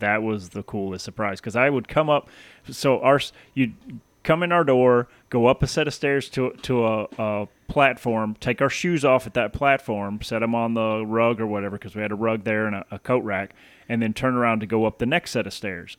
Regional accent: Tennessee, United States; moved away; I grew up in Tennessee

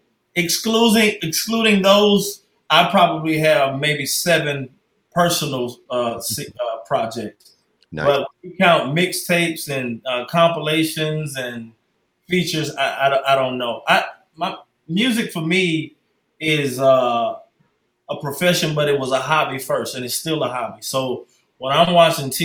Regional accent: Deerfield Beach, Florida, United States; moved away; also born or lived in Atlanta, Georgia; I'm originally from Deerfield Beach, Florida, which is a little north of Miami

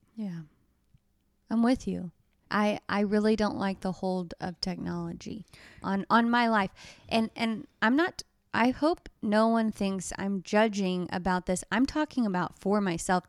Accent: Texas, United States; moved away as an adult; also born or lived in Bend, Oregon; we're from Texas, y'all

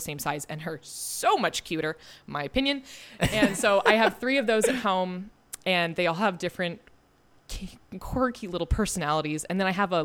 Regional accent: Palo Alto, California, United States; I grew up in Palo Alto

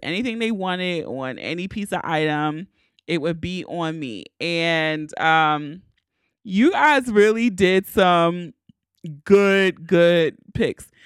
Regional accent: Baltimore, Maryland, United States; I gotta take care of my hometown first

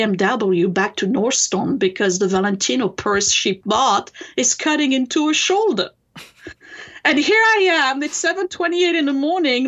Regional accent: France; English is a second language; moved away as an adult; now in United States; I come from France originally. I was born in France and raised there.

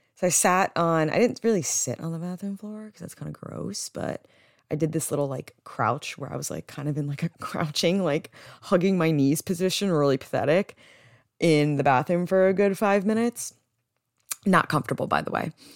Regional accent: New Jersey, United States; growing up in Jersey, I don't, I don't think I have an accent

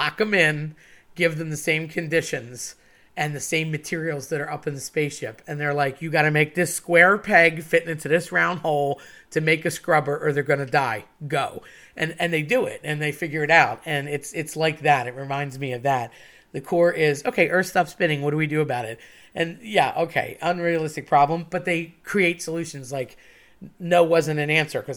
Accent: Philadelphia, Pennsylvania, United States; I'm from Philly

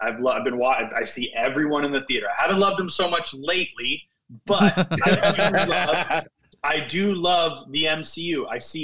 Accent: Northern California, United States; I grew up in Northern California

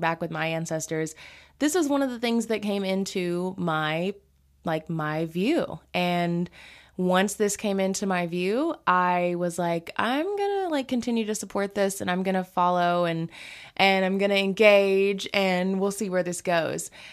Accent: the South, United States; growing up in the South

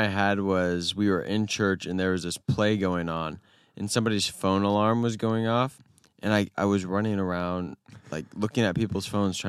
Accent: United States; I'm from America. I'm American.

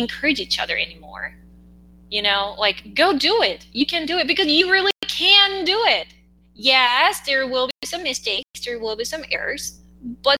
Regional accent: South Korea; English is a second language

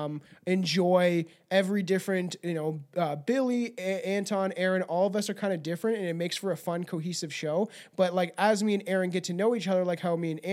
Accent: Canada; I'm an English-speaking Canadian

